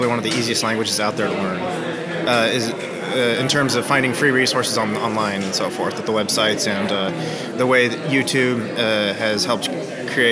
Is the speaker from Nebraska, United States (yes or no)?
yes; Nebraska, United States; first language English; moved away as an adult; also born or lived in Mexico / Peru / Germany; now in Austin, United States; I was born and raised in Nebraska, and then I moved around the world, and I am living in Austin, Texas right now.